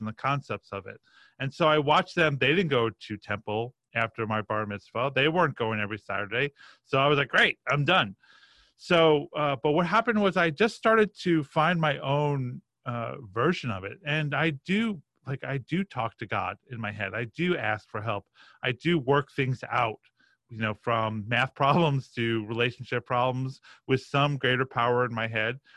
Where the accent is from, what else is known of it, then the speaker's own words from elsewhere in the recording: Roslyn, New York, United States; I grew up in a, a town called Roslyn